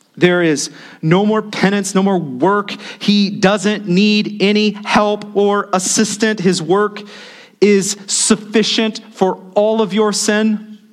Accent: United States; As the American church

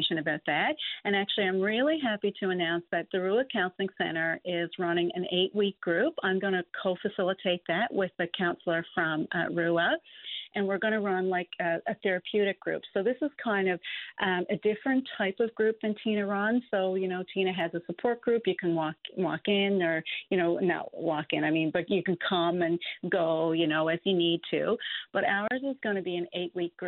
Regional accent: Newfoundland and Labrador, Canada; Cape Royal, you know, my hometown

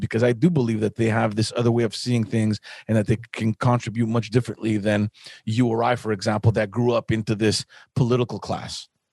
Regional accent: Montreal, Quebec, Canada; I grew up in Park X

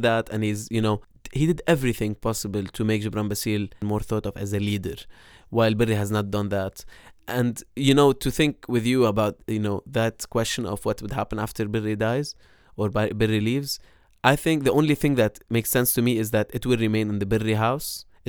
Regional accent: Beirut, Beirut Governorate, Lebanon; the part of Beirut that I grew up in West Beirut

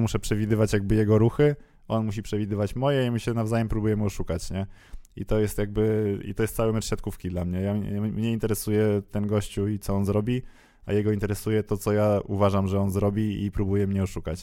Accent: Warsaw, Masovian Voivodeship, Poland; jestem z Warszawy

